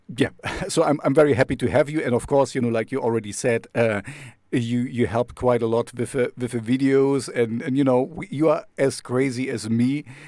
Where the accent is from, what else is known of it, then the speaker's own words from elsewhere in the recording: Jena, Thuringia, Germany; I'm, I'm from Jena